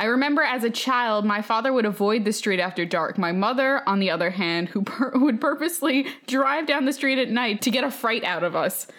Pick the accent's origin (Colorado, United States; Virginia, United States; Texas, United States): Texas, United States; San Antonio; I grew up in Southside of San Antonio, Texas.